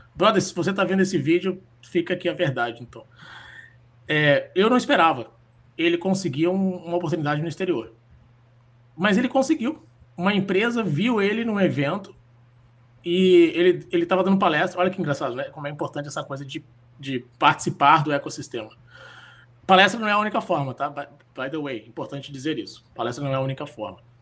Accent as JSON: {"language": "Portuguese", "town": "Florianópolis", "region": "Santa Catarina", "country": "Brazil", "tie": "born or raised there", "also_born_or_lived": "Rio de Janeiro / São Paulo", "moved": "yes", "said": "eu nasci em Floripa, eu fui morar no Rio de Janeiro, em São Paulo"}